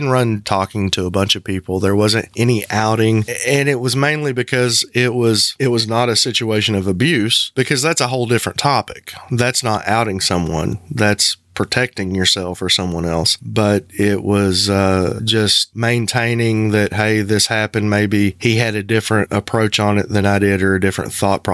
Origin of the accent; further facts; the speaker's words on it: the Bible Belt, the South, United States; moved away; The community being that small and being a southern community in the Bible Belt